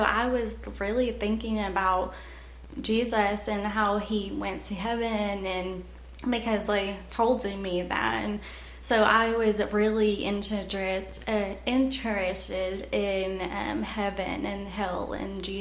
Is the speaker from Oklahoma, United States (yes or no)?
yes; Maysville, Oklahoma, United States; So I grew up in Maysville, Oklahoma.